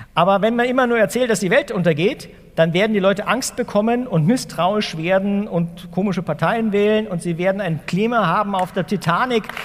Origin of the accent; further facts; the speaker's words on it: Ingolstadt, Bavaria, Germany; also born or lived in Wuppertal; Also ich bin hier um die Ecke geboren in Wuppertal und mein Vater ist dann nach Ingolstadt gezogen, Anfang der 70er Jahre